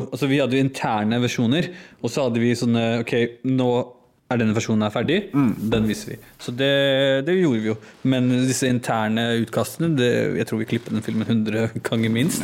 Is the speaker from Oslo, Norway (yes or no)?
yes; Oslo, Norway; norsk-pakistaner, født og oppvokst i Norge